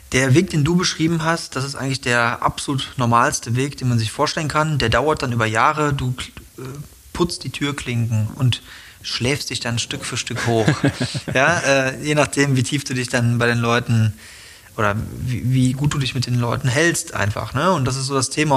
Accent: Germany; ich komme aus Deutschland.

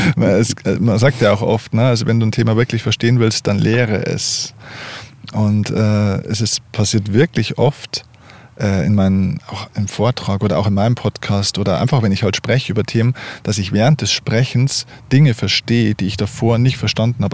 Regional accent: Lower Bavaria, Germany; ich bin in Deutschland, in Bayern geboren.

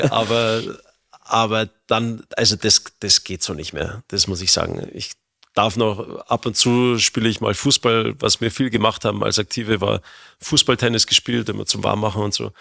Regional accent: Germany; bei uns in Deutschland

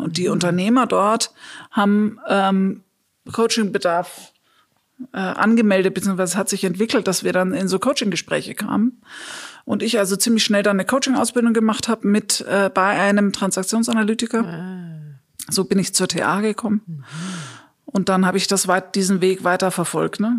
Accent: Munich, Bavaria, Germany; moved away; also born or lived in Australia / Nagold / Bielefeld; zurück nach München in meine Geburtsstadt

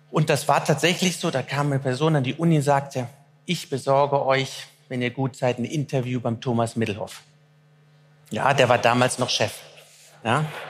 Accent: Germany; also born or lived in Cologne; Ich bin Deutscher

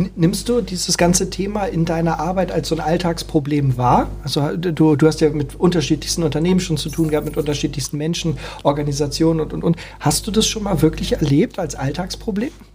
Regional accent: Hamburg, Germany; wir sind Hamburger.

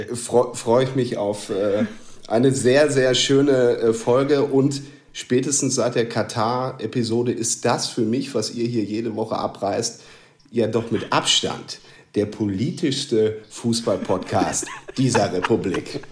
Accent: North Rhine-Westphalia, Germany; now in Münster, Germany; ich bin 36, bin Westfale

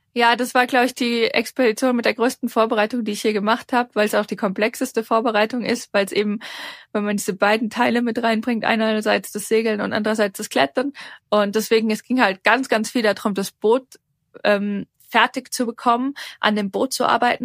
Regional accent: Darmstadt, Hesse, Germany; now in Switzerland; ich komme ursprünglich aus Darmstadt, ähm, lebe aber schon lange in der Schweiz

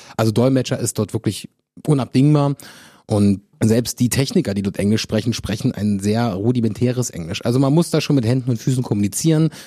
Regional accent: Germany; als Deutsche

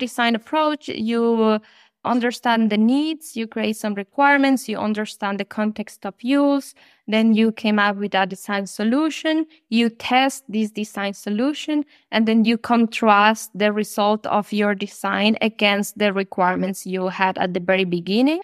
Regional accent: Colombia; moved away as an adult; now in Germany; I am originally from Colombia.

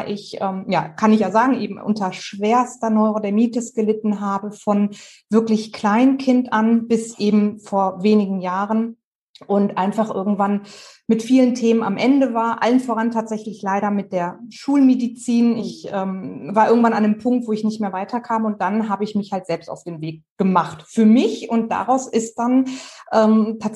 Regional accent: Dorsten, North Rhine-Westphalia, Germany; ich bin 36 Jahre alt, ich komme aus Dorsten, das liegt so genau zwischen dem Münsterland und dem Ruhrgebiet in NRW.

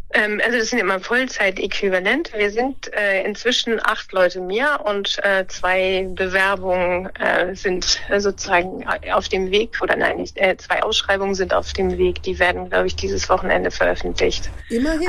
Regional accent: Lower Saxony, Germany; moved away; also born or lived in Bremen; ich bin in Niedersachsen aufgewachsen und habe auch in Niedersachsen studiert, in, in Göttingen.

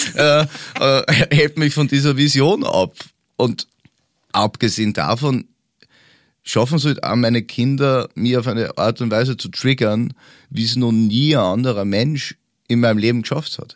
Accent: Upper Austria, Austria; moved away as an adult; also born or lived in Bavaria; now in Germany; Ich komme ja ursprünglich aus Österreich, lebe aber jetzt schon seit 13 Jahren in Deutschland, aber in Bayern

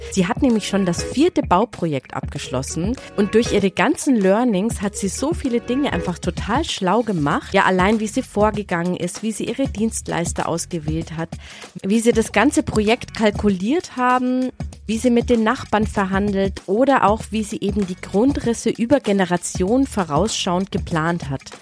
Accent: Darmstadt, Hesse, Germany; moved away as an adult; also born or lived in Bangkok / Paris / New York / Hong Kong; now in Zurich, Switzerland; In, in, in Darmstadt, südlich von zwischen Frankfurt

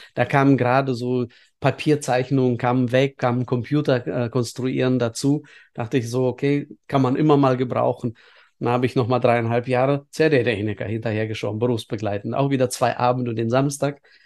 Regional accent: Estonia; now in Bielefeld, Germany; ich bin in der Sowjetunion aufgewachsen, äh, zum Glück in einem Teil Sowjetunions, was auch bis heute PISA-Land Nummer eins ist, was die Schulbildung anbetrifft. Das ist nämlich Estland

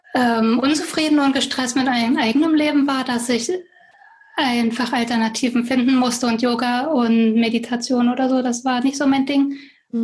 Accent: Germany; moved away as an adult; also born or lived in Berlin / Paris / Southern France; now in France; Ich bin in Deutschland geboren und aufgewachsen

